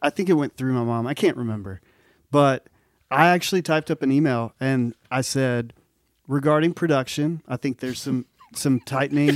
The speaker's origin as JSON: {"language": "English", "region": "Mississippi", "country": "United States", "said": "I'm from Mississippi"}